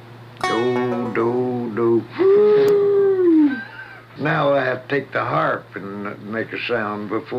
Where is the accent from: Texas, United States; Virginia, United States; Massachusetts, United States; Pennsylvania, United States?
Texas, United States; born there; now in California, United States; I was born in Kaufman County, Texas. That is in 11th of September, 1886. Come to California in 1906.